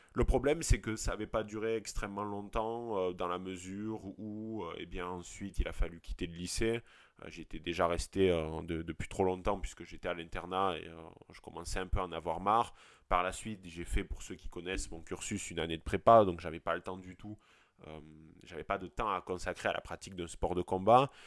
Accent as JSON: {"language": "French", "country": "France", "also_born_or_lived": "Montpellier / Lyon / Paris", "accent": "provincial, rural", "moved": "yes", "said": "j'ai beau venir de la, de la, province et même de, la campagne, mon accent le démontre parfaitement"}